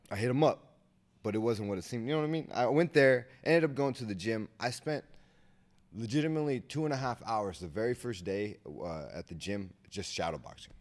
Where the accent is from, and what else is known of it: Sacramento, California, United States